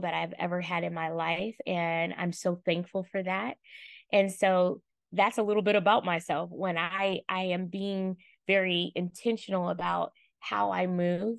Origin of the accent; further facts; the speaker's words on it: Oakland, California, United States; I hail from East Oakland, California